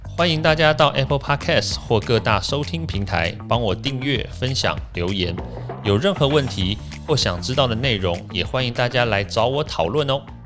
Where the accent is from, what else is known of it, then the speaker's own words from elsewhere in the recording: Taiwan; 我台湾长大，我台湾出生，三军总医院